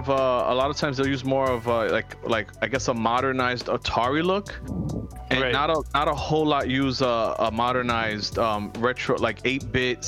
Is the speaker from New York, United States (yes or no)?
yes; New York, United States; we're from New York